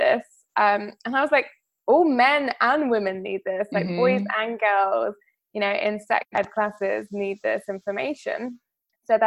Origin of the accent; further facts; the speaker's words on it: Greece; growing up in Greece as a child